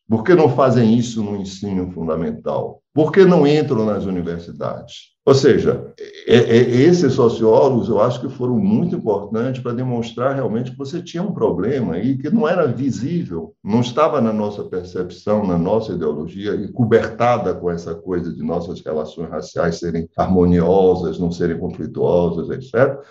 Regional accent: Brazil; como nós somos brasileiros

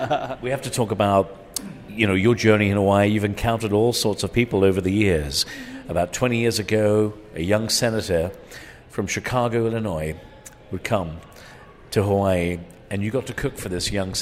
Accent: Ireland; also born or lived in England; Well, I have to tell you, I grew up in Ireland and England

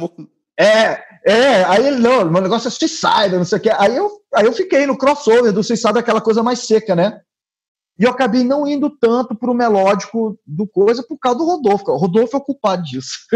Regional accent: Brasília, Federal District, Brazil

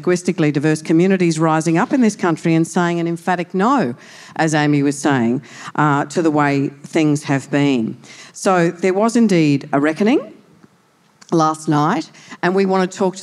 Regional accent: Brisbane, Queensland, Australia; we're Brisbane girls

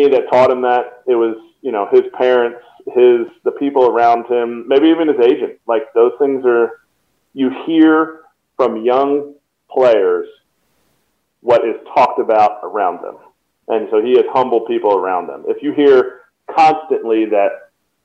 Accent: Telford, Pennsylvania, United States; my hometown of Telford, Pennsylvania

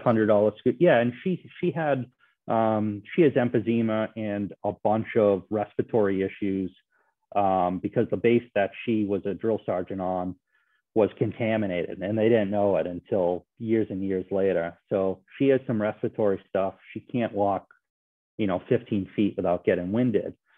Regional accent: Bridgewater, United States; my hometown of Bridgewater

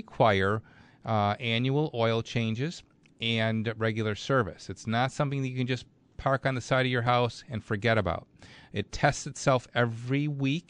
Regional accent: Clarence, New York, United States; my hometown, Clarence, New York

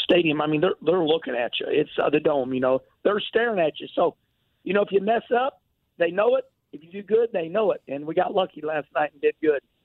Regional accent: St. Louis, Missouri, United States; I was born at Lutheran Hospital off Jefferson Street, and uh, St. Louis is my home

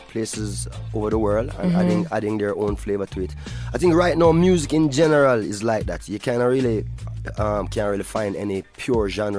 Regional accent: Jamaica; as Jamaican people, we have a great affinity for Africa

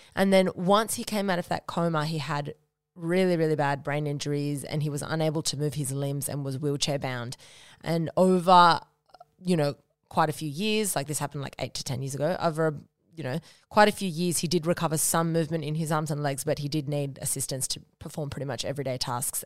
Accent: Noosa, Queensland, Australia; moved away; I grew up in Noosa with you know, some amazing with, obviously, with my parents and my sister, and went to high school there

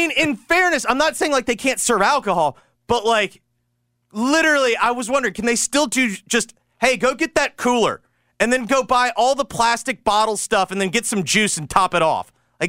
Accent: the South, United States; like growing up in the South, that's why, like, when everyone's like, oh, false fall

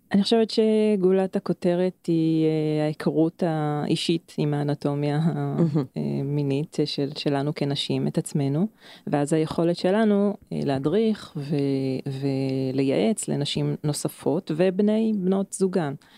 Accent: Krayot area, Haifa District, Israel; אני במקור מאזור הקריות

